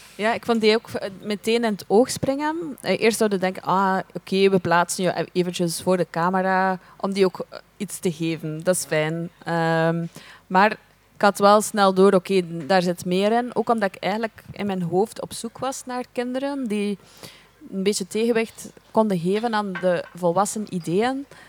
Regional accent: Belgium; wij zijn Belgen, wij komen naar hier

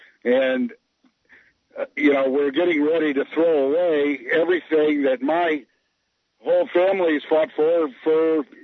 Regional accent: the South, United States; I grew up in the South, and you know, in the 60s, we didn't have, you know, in rural South

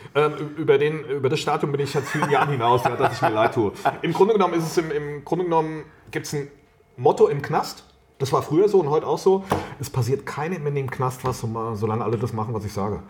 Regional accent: Wiesbaden, Hesse, Germany; moved away as an adult; now in Rheingau, Germany; Ich bin gebürtiger Wiesbadener, jetzt wohne ich im Rheingau

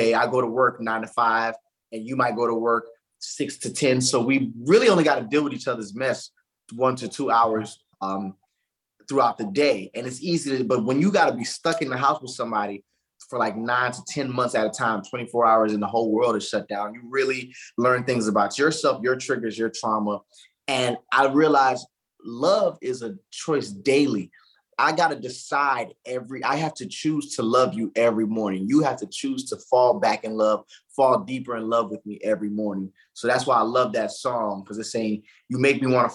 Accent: Palm Beach County, Florida, United States; moved away as an adult; also born or lived in Orlando, Florida; now in West Coast, United States; I live in the West Coast, but I'm from the East, but the South, Florida.

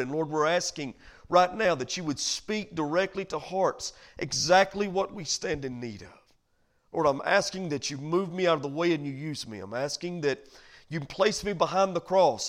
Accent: United States; as American citizens

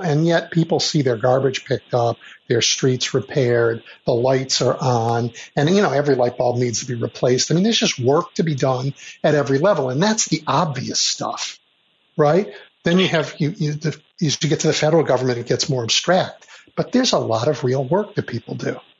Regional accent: Chicago, Illinois, United States; I grew up in Chicago during the years of Richard J. Daley, the first Mayor Daley.

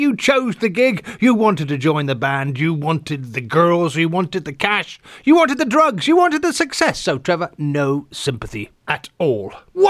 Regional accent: England, United Kingdom; moved away as an adult; now in Los Angeles, United States; when I was growing up in England.

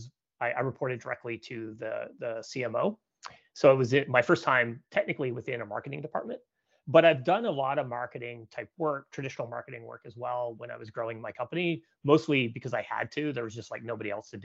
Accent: Canada; moved away as an adult; now in San Francisco, United States; I'm a Canadian, so I grew up in Canada, and I've been living now in California for about 13 years.

